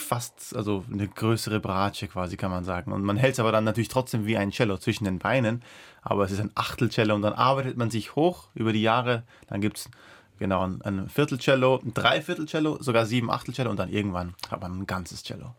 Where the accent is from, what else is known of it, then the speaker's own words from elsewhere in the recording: Austria; first language Persian; German is a second language; Ich als Österreicher